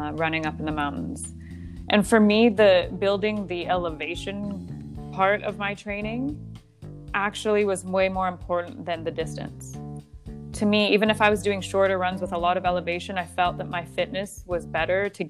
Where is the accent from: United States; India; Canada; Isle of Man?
Canada; moved away as an adult; now in Qatar; where I grew up in Canada